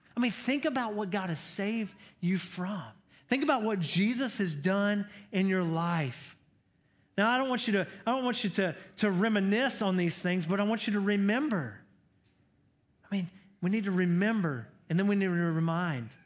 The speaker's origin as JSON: {"language": "English", "region": "Georgia", "country": "United States", "said": "I'm from Georgia. I'm a Georgia boy."}